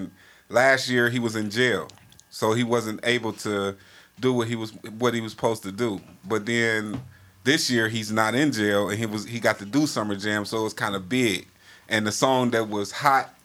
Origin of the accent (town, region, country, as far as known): Cleveland, Ohio, United States